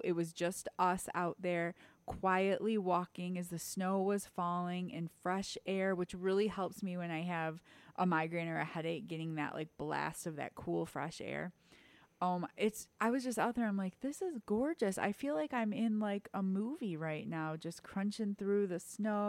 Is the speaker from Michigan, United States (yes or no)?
yes; Detroit, Michigan, United States; I will always be 313, represent. Anyway, so I grew up in Michigan, Detroit area.